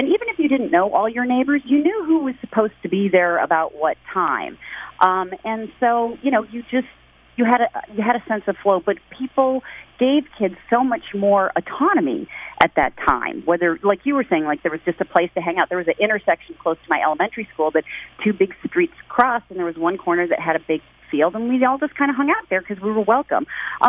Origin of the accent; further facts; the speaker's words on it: Midwest, United States; also born or lived in New York / Michigan / Minnesota / Ohio; I grew up mostly in the Midwest. I was born in New York, but I lived in Michigan, Minnesota, Ohio, and Illinois.